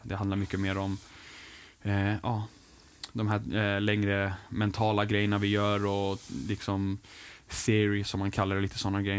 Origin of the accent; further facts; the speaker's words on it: England, United Kingdom; moved away; min uppväxt i, England